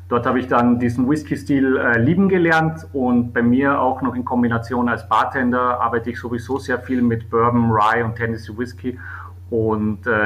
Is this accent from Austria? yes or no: yes; Weissensee, Carinthia, Austria; äh, der Ort, wo ich aufgewachsen bin und wo ich äh, jetzt mal den Sommer verbringe.